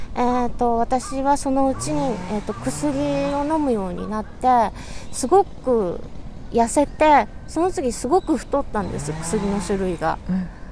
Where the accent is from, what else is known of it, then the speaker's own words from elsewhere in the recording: Yokohama, Kanagawa, Japan; 横浜生まれの横浜育ち